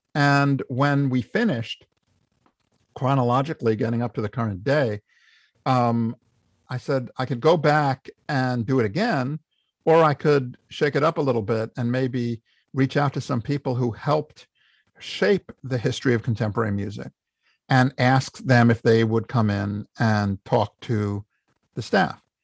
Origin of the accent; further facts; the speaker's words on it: New York, United States; I'm a New Yorker. I'm not leaving.